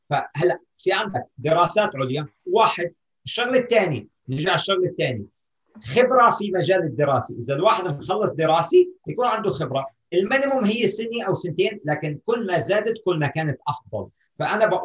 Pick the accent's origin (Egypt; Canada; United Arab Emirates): Canada; مع اني انا كندي وعايش في كندا 30 سنه